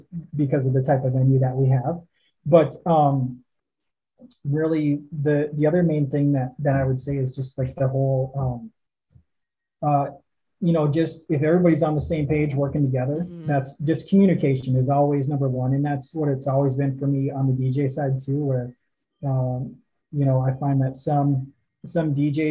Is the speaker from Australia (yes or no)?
no; Northwest Wisconsin, United States; moved away as an adult; also born or lived in Twin Cities, Minnesota; Both my wife and I grew up in Northwest Wisconsin, so small towns